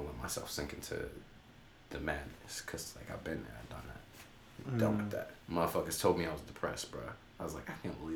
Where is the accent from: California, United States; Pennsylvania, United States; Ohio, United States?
California, United States; Sacramento; I'm from California, from Sacramento.